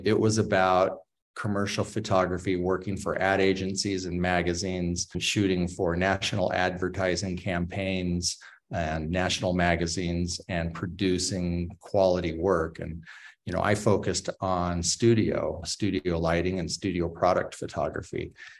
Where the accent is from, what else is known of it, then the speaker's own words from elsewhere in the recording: Poway, California, United States; moved away as an adult; where I grew up in San Diego is Poway, which at the time, you know, growing up and through high school, I think the population was around 30. We were North County, kind of inland. It was a little hick town.